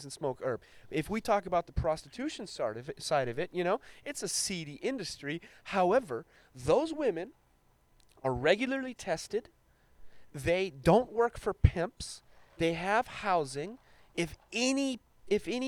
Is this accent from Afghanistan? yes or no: yes; Afghanistan; now in Long Beach, United States; I was born in Afghanistan